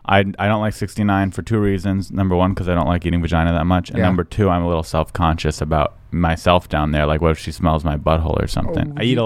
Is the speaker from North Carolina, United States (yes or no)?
no; San Diego, California, United States; now in Los Angeles, United States; I am from San Diego, California.